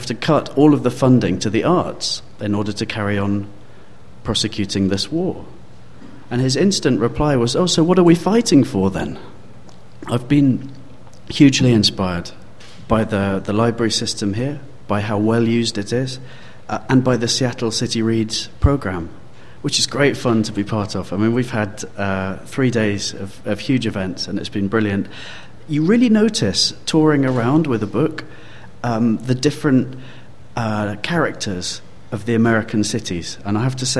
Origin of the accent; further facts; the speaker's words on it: London, United Kingdom; I come from London, and you might have guessed by the accent